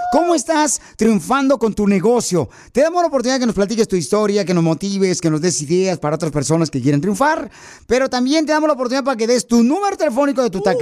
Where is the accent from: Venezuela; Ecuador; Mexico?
Ecuador; now in United States; De Ecuador